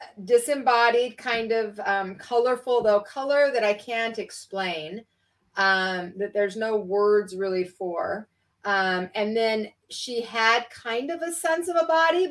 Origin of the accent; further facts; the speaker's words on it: Salt Lake City, Utah, United States; I was raised in Salt Lake City, Utah